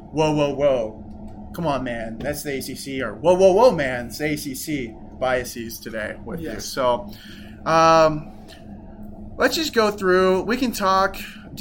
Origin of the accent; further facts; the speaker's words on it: Virginia, United States; now in Utah, United States; We're from Virginia. We're Virginia boys. We grew up around these teams.